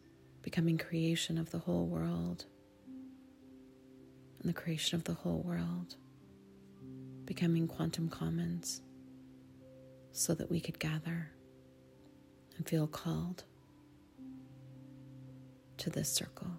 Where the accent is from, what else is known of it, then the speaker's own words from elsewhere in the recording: Sonoma, California, United States; my hometown, the town where I was raised, off and on my whole life